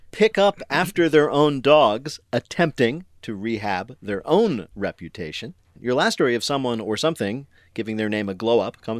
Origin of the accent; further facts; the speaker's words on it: New Jersey, United States; Now, I am from New Jersey, as I occasionally mention.